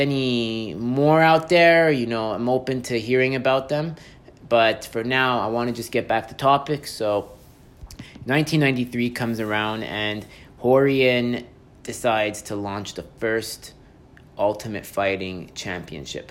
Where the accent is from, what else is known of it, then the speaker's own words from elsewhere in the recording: Montreal, Quebec, Canada; I'm from Montreal